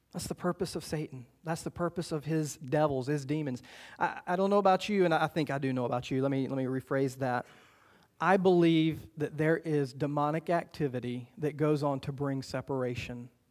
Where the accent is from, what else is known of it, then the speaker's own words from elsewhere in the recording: the South, United States; growing up in the South